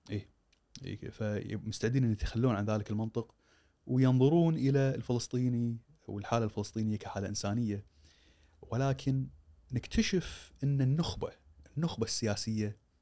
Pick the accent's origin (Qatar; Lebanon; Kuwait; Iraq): Kuwait